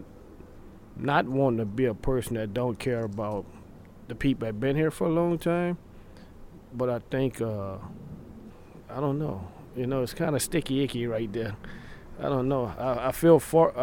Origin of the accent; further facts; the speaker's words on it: New Orleans, Louisiana, United States; moved away as an adult; now in Austin, United States; I'm from New Orleans, Louisiana. I've been here since Hurricane Katrina.